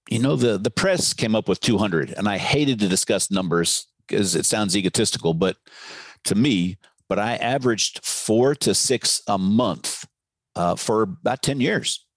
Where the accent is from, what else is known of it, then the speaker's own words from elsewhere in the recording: Novato, California, United States; my hometown of uh, Novato, California